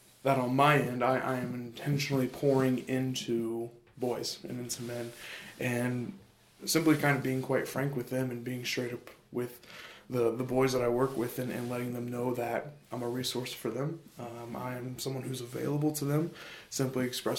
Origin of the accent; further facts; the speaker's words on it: Ashville, Ohio, United States; I'm from Asheville, Ohio, so just about 30 minutes directly south of Columbus. I graduated from Taze Valley High School in 2019.